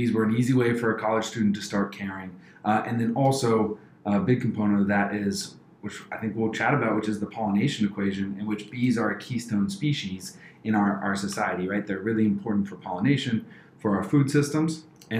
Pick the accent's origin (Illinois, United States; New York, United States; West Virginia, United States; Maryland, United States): Maryland, United States; moved away as an adult; now in Columbus, United States; I grew up mostly right outside Washington, D.C. in a place called Baton, Maryland.